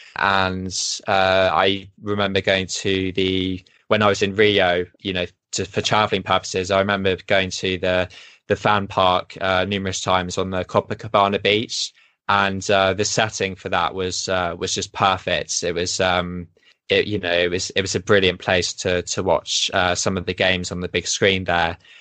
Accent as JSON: {"language": "English", "region": "England", "country": "United Kingdom", "moved": "yes", "lives_now": "Sweden", "said": "I'm English"}